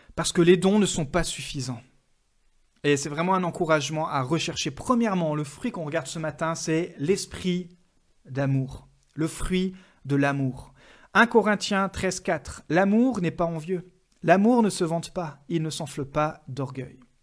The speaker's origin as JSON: {"language": "French", "country": "France", "said": "en tant que Français."}